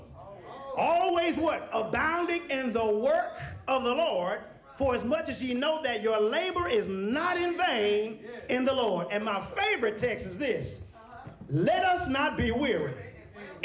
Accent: Texas, United States; I'm from Texas

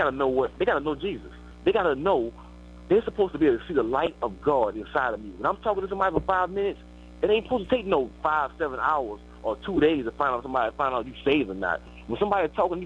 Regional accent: New Orleans, Louisiana, United States; I'm from New Orleans. You know a lot of people that I grew up

